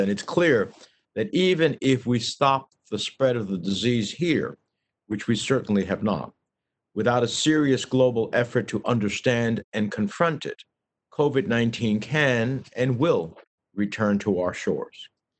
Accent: New Jersey, United States; at least 14 to 15,000 of those are from my home state of New Jersey.

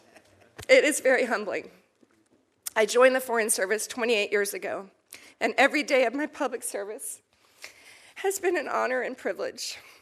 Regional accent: Falls Church, Virginia, United States; I grew up in Falls Church, Virginia, just a few miles from here.

